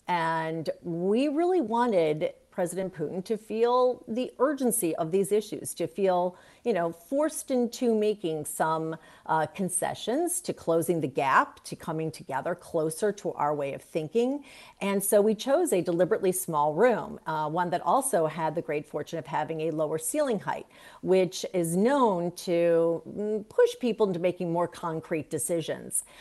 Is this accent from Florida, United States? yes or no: no; Cleveland, Ohio, United States; moved away as an adult; I love my hometown. It will always remain my hometown, no matter how many years I've been away